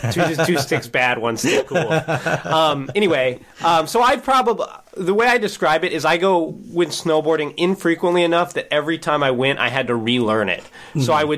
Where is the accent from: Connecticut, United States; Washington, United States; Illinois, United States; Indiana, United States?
Washington, United States; I grew up in Washington State, so there's mountains somewhat close by.